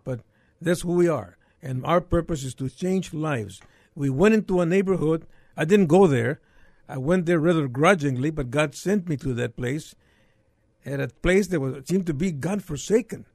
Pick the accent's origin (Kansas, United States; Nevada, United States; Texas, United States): Texas, United States; McAllen; moved away as an adult; now in San Antonio, United States; I was born in McAllen many years ago